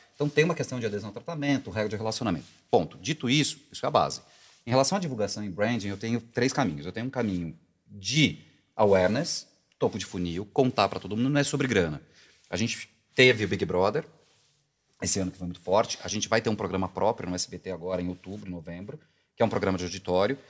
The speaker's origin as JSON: {"language": "Portuguese", "region": "interior of São Paulo", "country": "Brazil", "said": "eu sou do interior de São Paulo"}